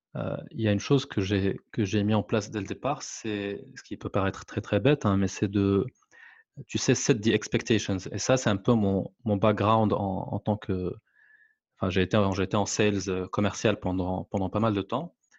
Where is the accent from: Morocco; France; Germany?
Morocco; French is a second language; moved away; je suis marocain, je vis à l'étranger